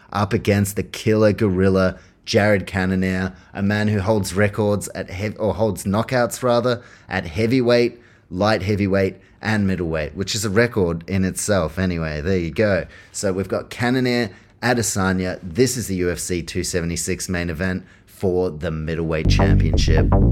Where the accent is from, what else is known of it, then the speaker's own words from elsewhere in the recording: Auckland, New Zealand; I'm from Auckland, New Zealand